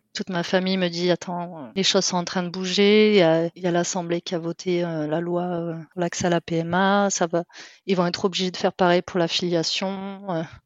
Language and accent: French; south of France, France; moved away as an adult; now in Netherlands; je viens du sud de la France